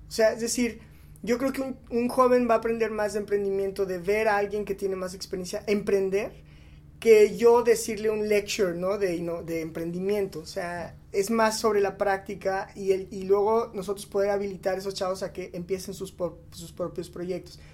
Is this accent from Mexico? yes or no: yes; Mexico; somos mexicanos